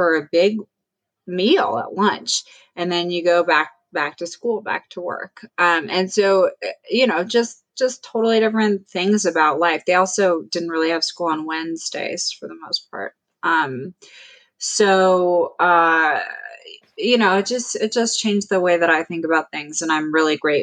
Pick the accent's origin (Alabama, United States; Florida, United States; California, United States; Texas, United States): California, United States; Oakland; moved away as an adult; also born or lived in Switzerland / New Jersey; I grew up in Oakland, California, in the Bay Area